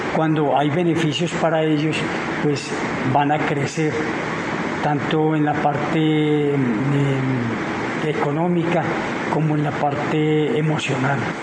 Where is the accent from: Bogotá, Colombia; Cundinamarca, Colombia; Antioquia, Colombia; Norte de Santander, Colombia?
Cundinamarca, Colombia; Guaduas; la gente de mi pueblo